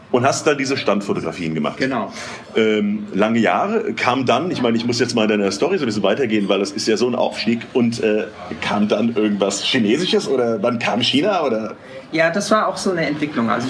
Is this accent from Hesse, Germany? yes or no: yes; Wiesbaden, Hesse, Germany; also born or lived in Hamburg; ich bin in Wiesbaden geboren, äh, bin hier aufgewachsen